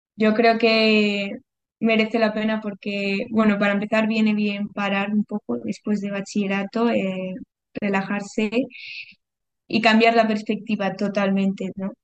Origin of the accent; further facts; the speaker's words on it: Madrid, Community of Madrid, Spain; moved away as an adult; also born or lived in Bolivia; now in Cobija, Bolivia; Yo nací en Madrid, pero viví los dos primeros años de mi infancia en Bolivia